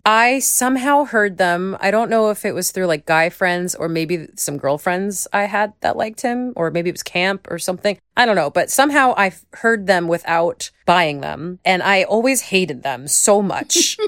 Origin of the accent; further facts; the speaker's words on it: Long Island, New York, United States; I grew up on Long Island